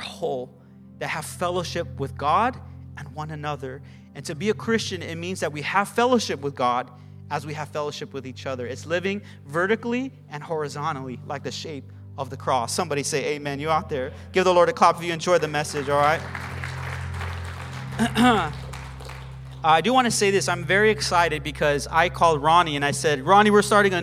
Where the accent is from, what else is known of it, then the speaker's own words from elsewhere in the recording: Arcadia, California, United States; I'm from Arcadia, and we pastor in Pasadena